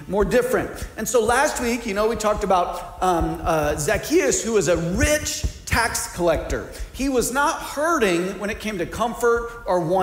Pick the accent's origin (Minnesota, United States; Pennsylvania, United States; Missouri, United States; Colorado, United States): Missouri, United States; now in Ohio, United States; I grew up in Missouri